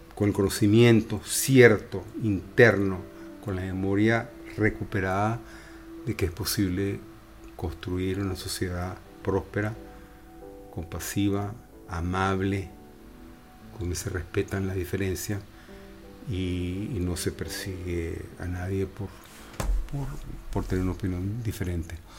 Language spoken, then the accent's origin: Spanish; Venezuela; now in Spain; tuvimos que salir de Venezuela por una razón u otra, por motivos políticos o económicos